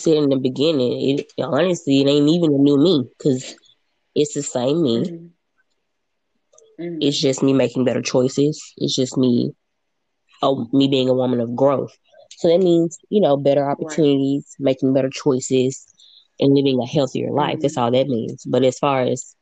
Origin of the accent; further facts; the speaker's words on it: Memphis, Tennessee, United States; moved away; also born or lived in Nashville, United States / California, United States; I'm from Memphis